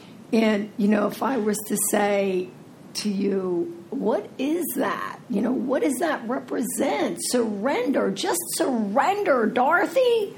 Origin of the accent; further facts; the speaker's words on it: New Jersey, United States; also born or lived in Philadelphia / Florida; I'm from Jersey, right? And Philly. Florida, Philly, you know, I got the whole map covered here.